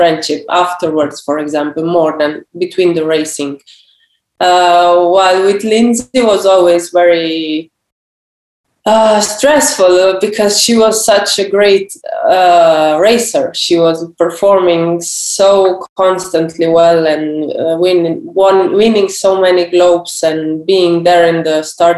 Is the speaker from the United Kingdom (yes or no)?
no; Slovenia; as a Slovenian. We are a small nation